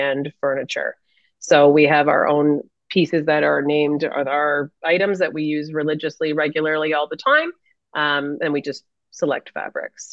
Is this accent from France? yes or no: no; Canada; being Canadian